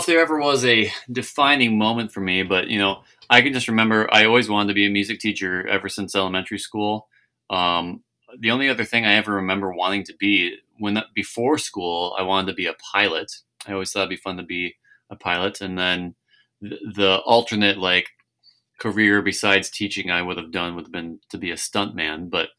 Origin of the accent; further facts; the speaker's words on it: Annandale, Minnesota, United States; I grew up in Annandale, Minnesota